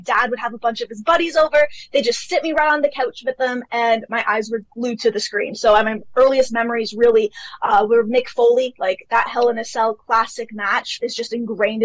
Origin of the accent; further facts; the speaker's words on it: Toronto, Ontario, Canada; I have lived in Canada my entire life. So I'm from Toronto, Canada.